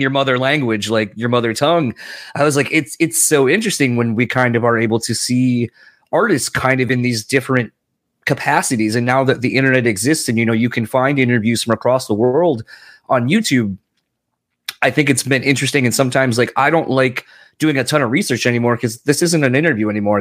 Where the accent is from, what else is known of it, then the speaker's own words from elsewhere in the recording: East Coast, United States; moved away; I'm originally from the East Coast.